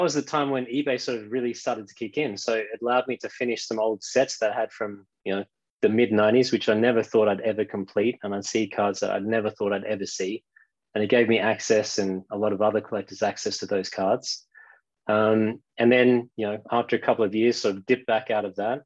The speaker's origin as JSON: {"language": "English", "town": "Melbourne", "region": "Victoria", "country": "Australia", "tie": "born or raised there", "moved": "as an adult", "lives_now": "London, United Kingdom", "said": "as you might be able to tell from the accent, I'm from Melbourne, Australia. So back in those days, when I was in primary school, we used to collect quite a lot of Australian rules football cards"}